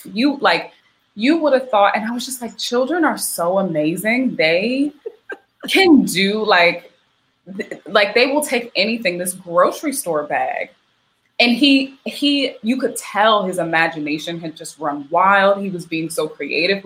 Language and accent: English; the South, United States; moved away; also born or lived in Philadelphia; I grew up in the South